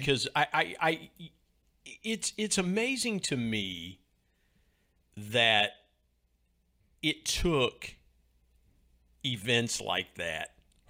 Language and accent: English; Ohio, United States; I grew up in Southern Ohio.